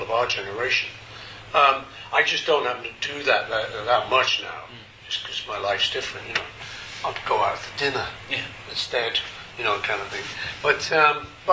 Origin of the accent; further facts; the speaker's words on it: Liverpool, North West England, United Kingdom; I'm from Liverpool